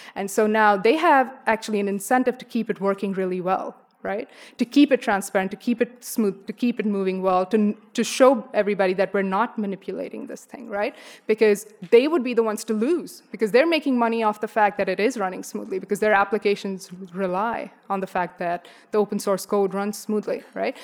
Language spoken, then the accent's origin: English; India; moved away; I'm from India.